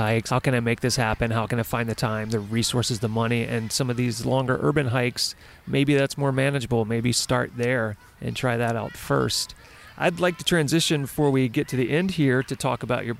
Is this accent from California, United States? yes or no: no; Baton Rouge, Louisiana, United States; now in Los Angeles, United States; I grew up in Baton Rouge, Louisiana, now I live in Los Angeles